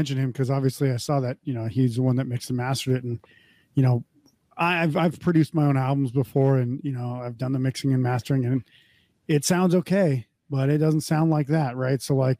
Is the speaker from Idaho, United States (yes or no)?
no; North Dakota, United States; I grew up in North Dakota, which essentially South Canada for most purposes.